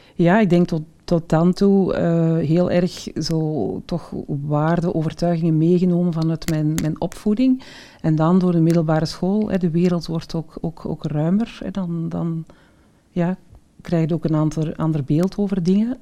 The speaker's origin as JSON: {"language": "Dutch", "area": "the Kempen", "region": "Flanders", "country": "Belgium", "tie": "born or raised there", "said": "ik ben ja, geboren en getogen in de Kempen."}